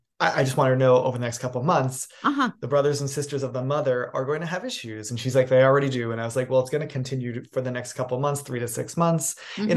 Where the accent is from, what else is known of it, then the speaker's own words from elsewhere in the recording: New York City, New York, United States; also born or lived in New England; now in Los Angeles, United States; I'm a New England born boy. I grew up in New York City, and then I became like an adult here in Los Angeles.